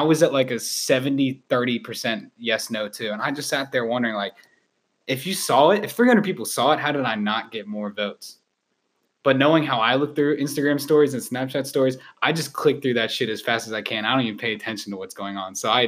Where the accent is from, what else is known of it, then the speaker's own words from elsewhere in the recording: Northern Virginia, United States; I'm from Northern Virginia